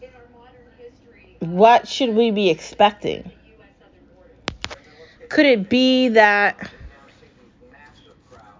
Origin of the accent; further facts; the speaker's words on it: United States; I'm American